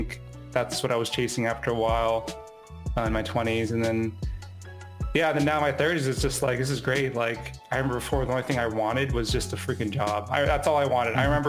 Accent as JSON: {"language": "English", "town": "Roosevelt", "country": "United States", "tie": "born or raised there", "said": "Like I was growing up in Roosevelt all the time."}